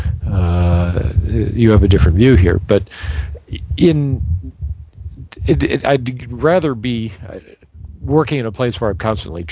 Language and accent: English; Michigan, United States; moved away as an adult; also born or lived in Indiana; now in North Carolina, United States; growing up in Michigan